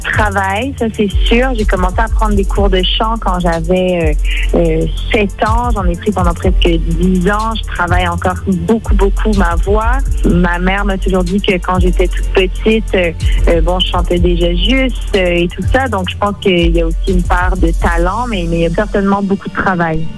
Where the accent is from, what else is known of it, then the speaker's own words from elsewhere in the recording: Montreal, Quebec, Canada; first language French; ma première langue est le français, mais j'ai toujours grandi dans un univers très bilingue. J'ai grandi à Montréal.